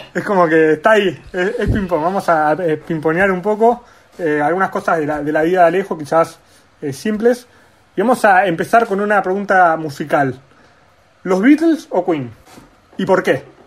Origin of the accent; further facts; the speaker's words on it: Argentina; como argentinos y como deportistas